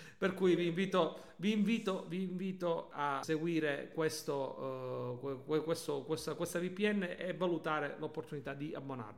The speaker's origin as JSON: {"language": "Italian", "region": "Calabria", "country": "Italy", "said": "noi quest'oggi da calabresi"}